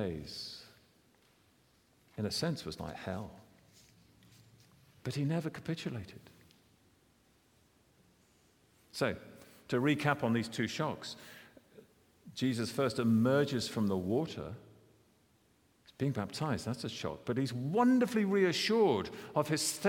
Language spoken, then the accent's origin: English; United Kingdom; I'm a British citizen